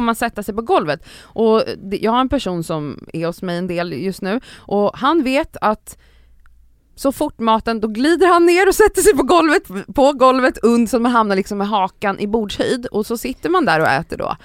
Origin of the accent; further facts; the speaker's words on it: Stockholm, Stockholm County, Sweden; i ett villområde typ där jag växte upp mellan så här, eh, Älvsjö, Örby och Östberga